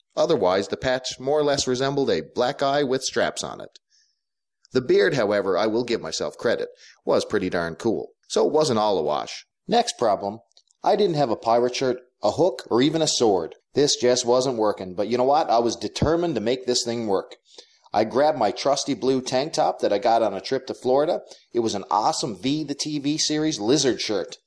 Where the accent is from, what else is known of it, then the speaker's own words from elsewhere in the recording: Clarenville, Newfoundland and Labrador, Canada; I grew up in a small town called Clarenville in Atlantic Canada, on an island called Newfoundland